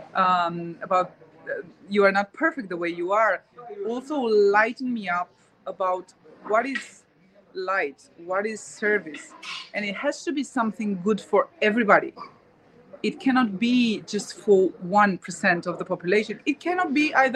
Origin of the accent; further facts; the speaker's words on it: Romania; I'm from Romania, but now I entered the Republic of Moldova